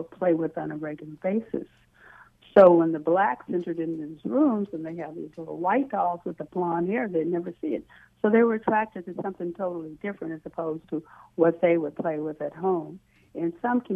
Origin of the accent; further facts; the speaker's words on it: the South, United States; I grew up in the South